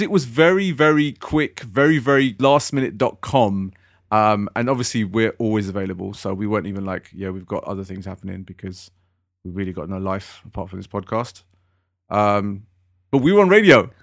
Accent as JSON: {"language": "English", "region": "London", "country": "United Kingdom", "said": "I come from West London"}